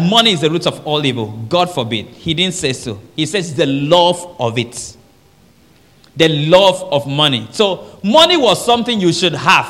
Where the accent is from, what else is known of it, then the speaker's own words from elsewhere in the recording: Nigeria; I'm from Nigeria.